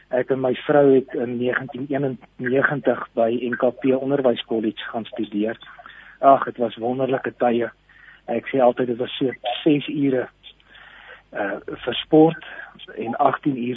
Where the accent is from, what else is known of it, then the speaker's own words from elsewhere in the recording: Standerton, Mpumalanga, South Africa; Ek is hier van Standerton in Mpumalanga.